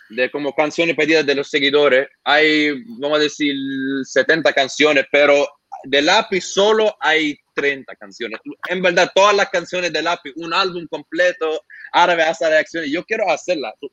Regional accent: Santo Domingo, Distrito Nacional, Dominican Republic; tengo claro que soy de Santo Domingo

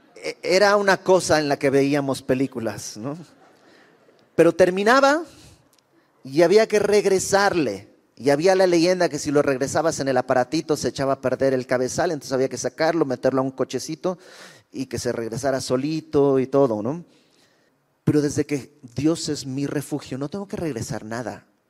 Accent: Bolivia; now in Mexico; Yo soy de Bolivia y conocí al Señor cuando llegué a México en aquel lejano 1999

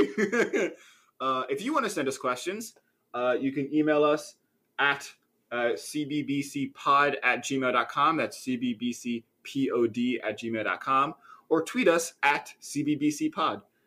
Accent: Philadelphia, Pennsylvania, United States; I am from the Philadelphia area.

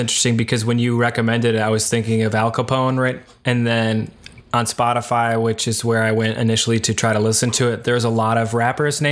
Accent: Detroit, Michigan, United States; I'm from Metro Detroit

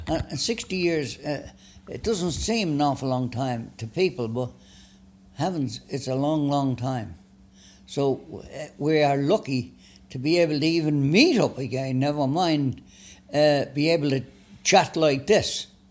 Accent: Dublin, Leinster, Ireland; born or raised there; moved away; also born or lived in Florida

